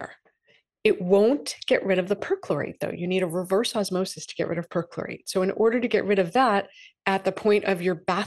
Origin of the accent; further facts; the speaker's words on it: Massachusetts, United States; I'm from Massachusetts